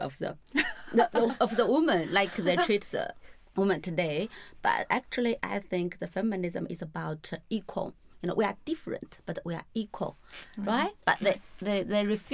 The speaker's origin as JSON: {"language": "English", "country": "China", "tie": "born or raised there", "moved": "yes", "said": "I grew up in a very small town. Every time I went back to my hometown, I noticed a lot of change"}